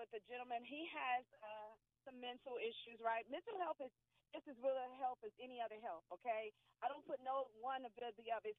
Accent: United States; I'm American.

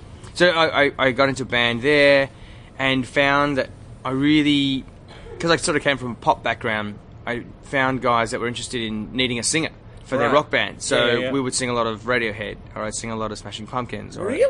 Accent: Glen Waverley, Victoria, Australia; Glen Waverley, so right. Not too far from here.

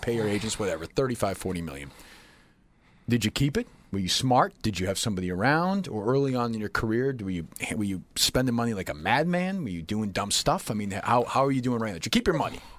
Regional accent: Winchester, Massachusetts, United States; I grew up here, but I grew up in Winchester, which, as you might know, is ten or fifteen minutes from here

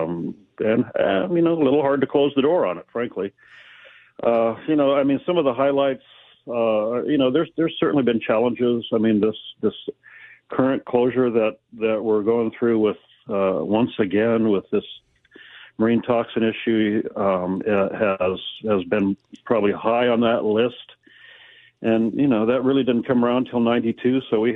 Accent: Aberdeen, Washington, United States; I grew up in Aberdeen

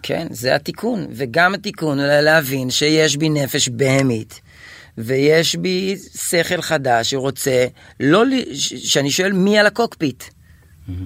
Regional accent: Kiryat Malakhi, Southern District, Israel; also born or lived in Gan Yavne / Tel Aviv; בקריית מלאכי עוד, כי שם גדלתי עד גיל 13

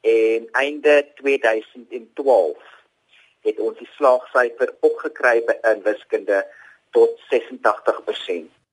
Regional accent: Eastern Cape, South Africa; moved away; Ek kom oorspronklik van die Oos-Kaap af en ek het na Hoër Tegniese Skool Potrex toe gegaan.

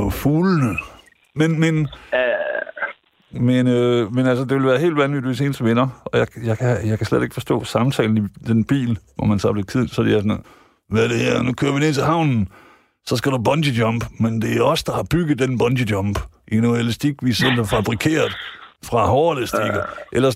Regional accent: Jutland, Denmark; Der har vi som jyder måske nok fejlet lidt, ikke?

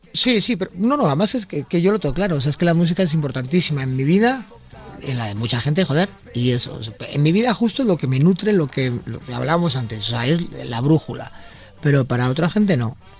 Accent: Bilbao, Basque Country, Spain; cuando naces en Bilbao eh, eres de la Virgen de Begoña y del Atleti

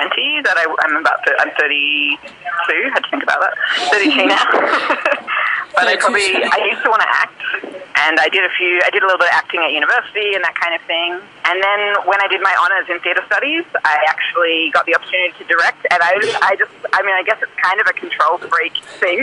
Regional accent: Lismore, New South Wales, Australia; I grew up in Lismore, New South Wales

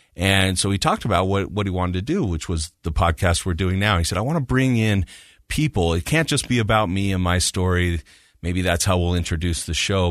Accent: Utah, United States; moved away as an adult; also born or lived in Kansas; I'm from Utah, so I've lived here most of my life, but I had lived away for a while, and I came back in two thousand and three

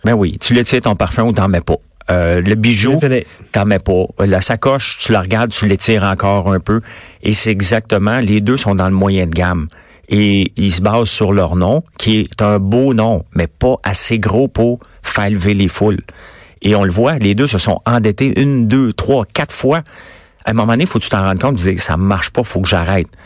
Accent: Quebec, Canada; Je suis québécois, mais avec une feuille d'érable

